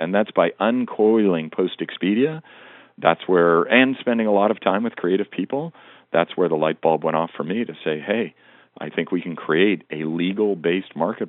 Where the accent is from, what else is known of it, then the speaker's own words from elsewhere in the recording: Montana, United States; part of it is I grew up in Western Montana, and I grew up in both an era and a location where people, you know, you grew up with the top orders of business being a doctor and a lawyer.